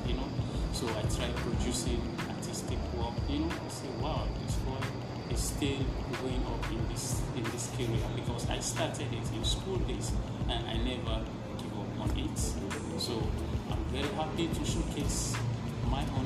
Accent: Sierra Leone; now in Gambia; I'm a Sierra Leonean. I'm from Sierra Leone

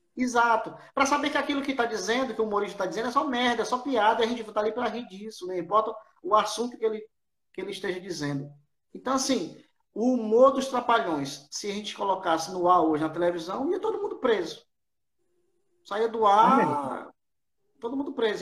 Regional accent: Ceará, Brazil; eu sou cearense

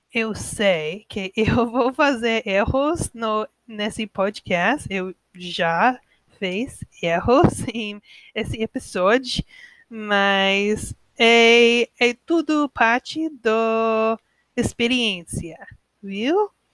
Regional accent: United States; Portuguese is a second language; eu sou americana

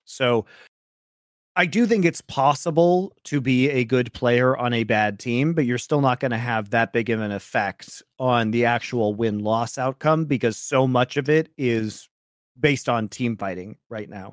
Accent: Colorado, United States; I'm from Colorado

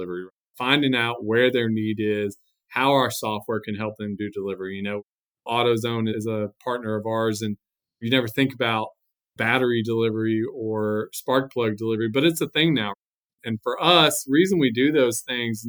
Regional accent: San Antonio, Texas, United States; I'm from San Antonio

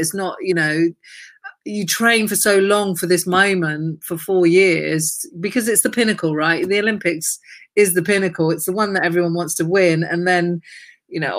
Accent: Brighton, South East England, United Kingdom; I'm from Brighton.

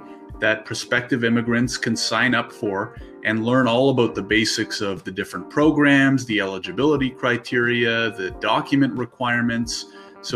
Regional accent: Ottawa, Ontario, Canada; now in Toronto, Canada; I'm based out of Toronto, Ontario. I was born and raised in Ottawa

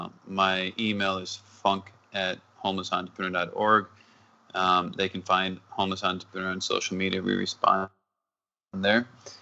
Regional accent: Minnesota, United States; born there; also born or lived in North Dakota / Texas / New Mexico / Arizona; I was born in Minnesota, then was in North Dakota, and then back to Minnesota because my mother wanted to have my brother in the same hospital.

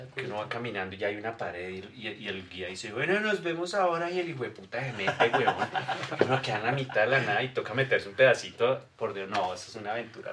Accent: Bogotá, Bogotá Capital District, Colombia; éramos de Fontibón

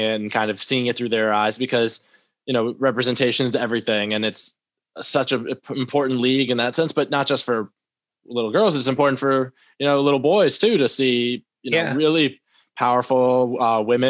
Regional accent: New York City, New York, United States; I'm also a Knicks fan, born and raised in Manhattan.

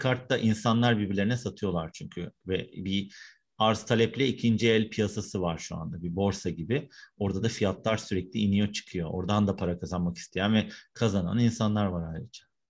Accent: Istanbul, Turkey; 1974 İstanbul'da doğumluyum. İstanbul Üniversitesi İletişim Fakültesi'nde okuyup orada yüksek lisans yaptım.

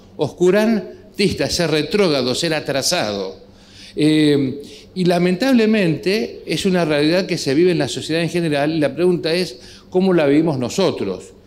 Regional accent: Argentina; nuestra realidad como sociedad aquí en Argentina, con nuestras características, nuestra idiosincrasia

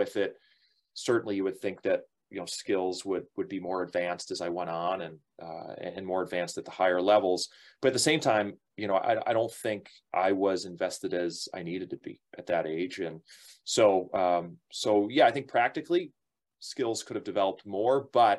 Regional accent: Buffalo, New York, United States; I'm from Buffalo originally.

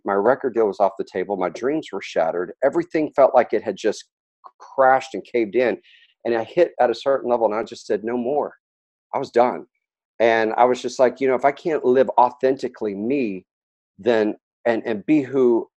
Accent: Dallas, Texas, United States; moved away as an adult; I was raised in Dallas

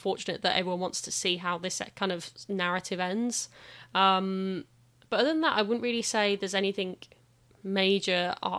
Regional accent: West Midlands, United Kingdom; accent: Brummy; I'm glad that my accent's kind of died out quite a lot, because the rest of my family is still very, very Brummy.

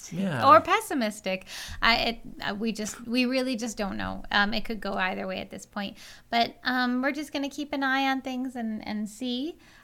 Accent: Western New York, United States; And I'm from Western New York. I'm just from a different town.

